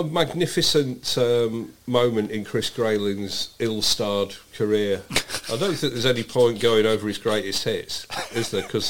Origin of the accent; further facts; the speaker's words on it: United Kingdom; because I'm British.